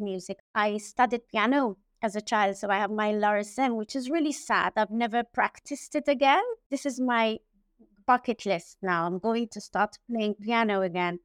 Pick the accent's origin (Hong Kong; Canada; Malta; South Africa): Malta; also born or lived in Germany / Southampton, United Kingdom / London, United Kingdom; I was born and bred in Malta